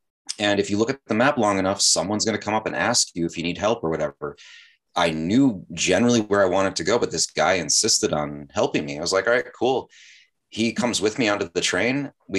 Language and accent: English; Chicago, Illinois, United States; now in South Korea; I came from Chicago too, so maybe that's why.